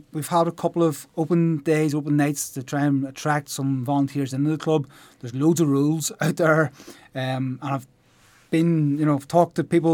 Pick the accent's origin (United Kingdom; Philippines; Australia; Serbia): United Kingdom; Ballynahinch, Northern Ireland; moved away as an adult; now in Warrenpoint, United Kingdom; I grew up in Ballinahinch